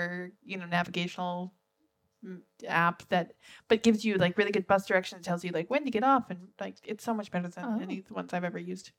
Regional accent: Canada; also born or lived in Norway; now in Sweden; I grew up in Canada

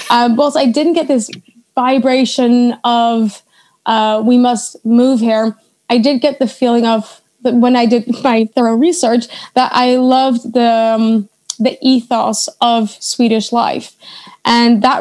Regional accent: Leiden, South Holland, Netherlands; now in Stockholm, Sweden; I'm from Leiden.

